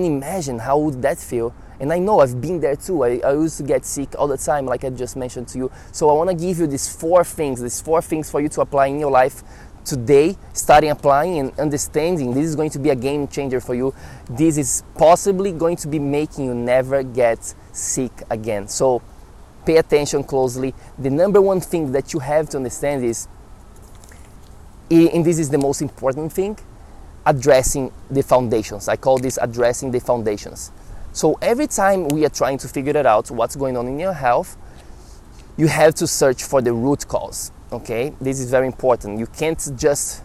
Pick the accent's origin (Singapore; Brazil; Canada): Brazil; moved away as an adult; now in New York City, United States; I'm from Brazil.